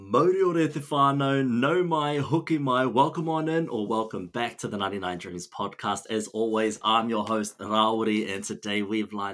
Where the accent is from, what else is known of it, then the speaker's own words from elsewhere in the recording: Taranaki, New Zealand; moved away as an adult; also born or lived in Otago, New Zealand; I'm from Taranaki